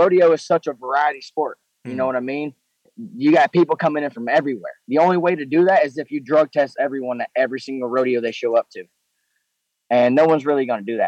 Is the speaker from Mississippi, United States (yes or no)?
yes; Mississippi, United States; I'm from Mississippi